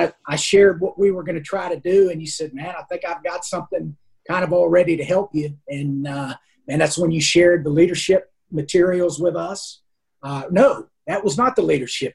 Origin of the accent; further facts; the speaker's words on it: Pennsylvania, United States; I grew up in Pennsylvania